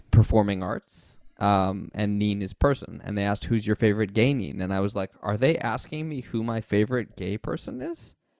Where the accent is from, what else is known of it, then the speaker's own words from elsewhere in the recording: United States; I'm the American in the room